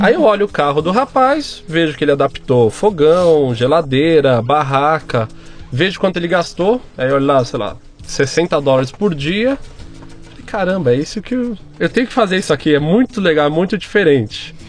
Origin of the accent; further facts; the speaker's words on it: São Paulo, Brazil; eu sou paulistano, nascido e crescido em São Paulo